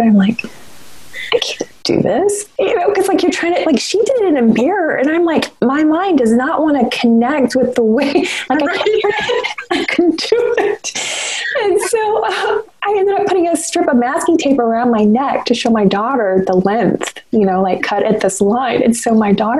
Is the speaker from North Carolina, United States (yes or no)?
yes; North Carolina, United States; moved away; I claim the Carolinas equally. I was born in North Carolina, and my parents moved just over the state line to South Carolina, but I went to school in North Carolina for a huge portion of my education